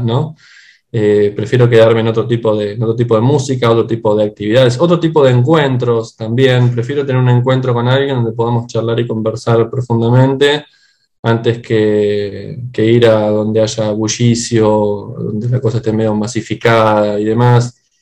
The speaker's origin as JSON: {"language": "Spanish", "region": "Buenos Aires Province", "country": "Argentina", "tie": "born or raised there", "moved": "as an adult", "lives_now": "Buenos Aires, Argentina", "said": "soy originario en realidad también de, o sea, dentro de la provincia de Buenos Aires"}